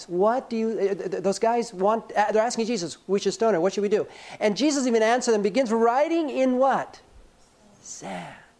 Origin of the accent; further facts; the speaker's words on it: Los Angeles, California, United States; I grew up in Los Angeles.